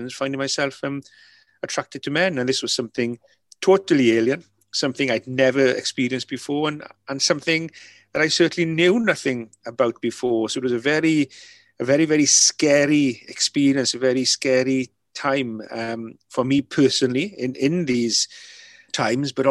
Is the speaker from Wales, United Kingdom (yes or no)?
yes; Mynyddcerrig, Wales, United Kingdom; first language Welsh; English is a second language; Welsh being my first language, you know, being brought up, you know, pretty much everybody in the village were fluent Welsh speaking